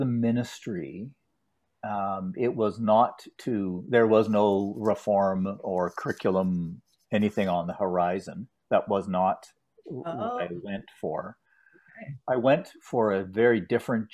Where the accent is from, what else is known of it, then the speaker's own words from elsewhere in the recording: Ottawa, Ontario, Canada; a very privileged set of opportunities that were given to me when I grew up in Ottawa